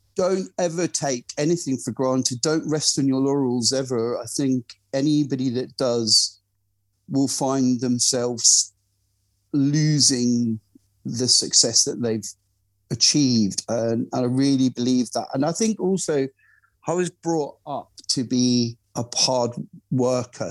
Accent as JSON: {"language": "English", "town": "Glasgow", "region": "Scotland", "country": "United Kingdom", "moved": "yes", "said": "I'm originally from Glasgow"}